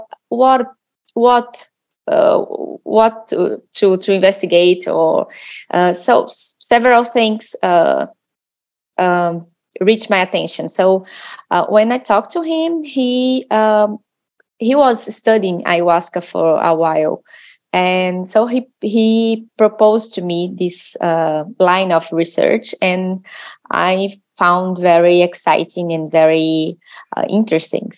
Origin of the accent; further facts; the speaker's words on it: Brazil; So I'm from Brazil